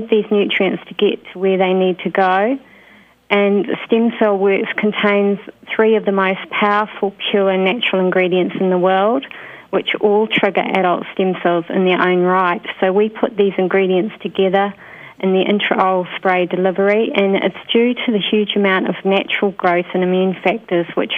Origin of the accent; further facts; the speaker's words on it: New Zealand; moved away as an adult; also born or lived in United Kingdom / Queensland, Australia; I worked in New Zealand, which is my home country